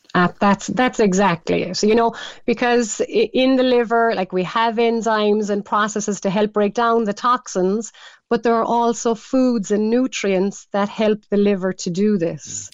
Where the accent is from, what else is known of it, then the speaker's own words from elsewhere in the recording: Ireland; we're Irish, we love our cabbage